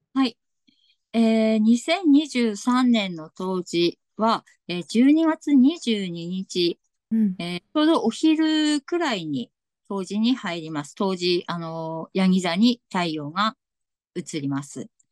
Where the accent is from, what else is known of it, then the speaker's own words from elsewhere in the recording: Tsugaru, Aomori, Japan; accent: Tsugaru dialect; ちょっとなんか今日津軽弁が、 津軽弁が出るかもしれません